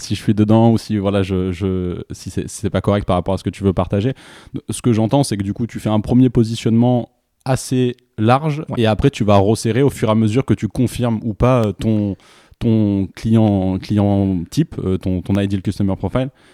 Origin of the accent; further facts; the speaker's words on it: France; en tant que Français